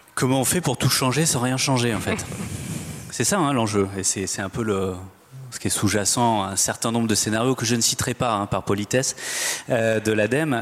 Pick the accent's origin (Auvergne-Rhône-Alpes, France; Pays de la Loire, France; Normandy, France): Pays de la Loire, France; Nantes; Je suis nantais